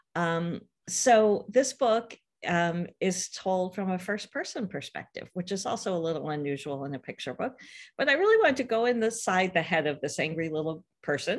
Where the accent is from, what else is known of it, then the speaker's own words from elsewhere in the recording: California, United States; I grew up out here in California